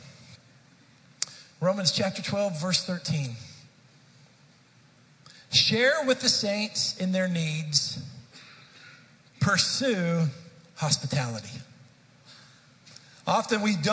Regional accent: Dallas, Texas, United States; moved away; I grew up in the Dallas-Fort Worth area, and spent most of my life there

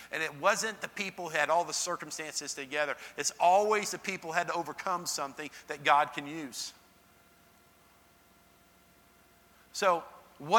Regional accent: Dallas, Texas, United States; now in Nashville, United States; I grew up in Dallas-Fort Worth area

